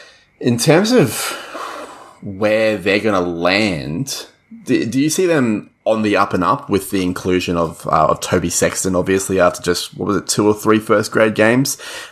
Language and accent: English; Queensland, Australia; I'm hoping, as a Queenslander